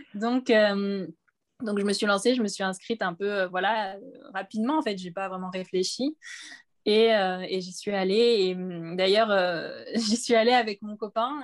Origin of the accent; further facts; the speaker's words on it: Réunion; moved away as an adult; now in Hauts-de-Seine, France; comme je viens de La Réunion, à La Réunion, on regarde beaucoup euh, les Miss